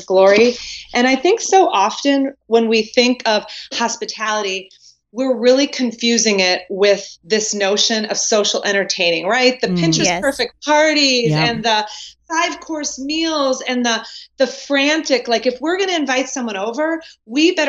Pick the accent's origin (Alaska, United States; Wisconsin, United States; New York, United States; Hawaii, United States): Wisconsin, United States; now in North Carolina, United States; Born and raised in Wisconsin